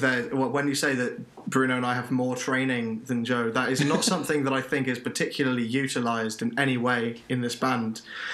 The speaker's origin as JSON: {"language": "English", "town": "Bath", "region": "South West England", "country": "United Kingdom", "also_born_or_lived": "Cardiff", "moved": "as an adult", "said": "because we're both from Bath."}